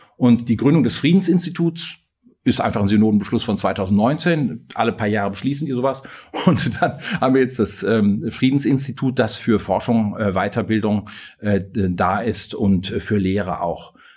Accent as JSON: {"language": "German", "region": "North Rhine-Westphalia", "country": "Germany", "also_born_or_lived": "Bonn", "moved": "as an adult", "lives_now": "Freiburg, Germany", "said": "Ich stamme aus Westfalen und habe auch da äh, lange gewohnt"}